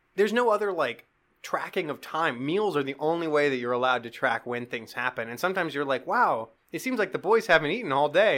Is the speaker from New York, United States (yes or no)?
no; Black Hills, South Dakota, United States; I grew up in the Black Hills.